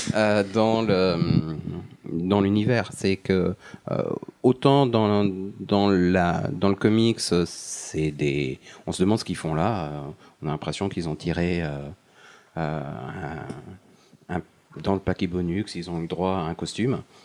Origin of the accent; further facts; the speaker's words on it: France; chez nous en France